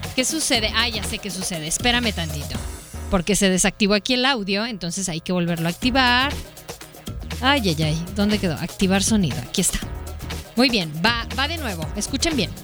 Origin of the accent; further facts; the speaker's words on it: Mexico; also born or lived in Guadalajara; otros están estudiando aquí en, nuestro país